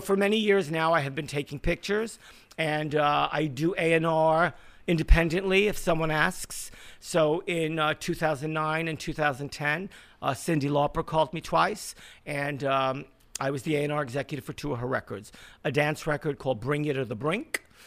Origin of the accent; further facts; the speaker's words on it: New York City, New York, United States; I grew up in Borough Park.